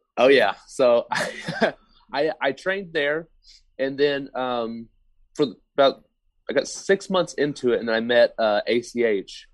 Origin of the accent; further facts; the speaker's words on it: Oklahoma, United States; I'm from Oklahoma